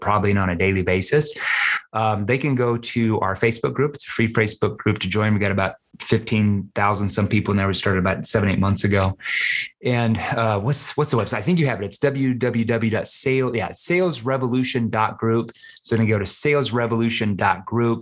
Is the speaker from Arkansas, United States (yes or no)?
yes; Arkansas, United States; I'm from Arkansas.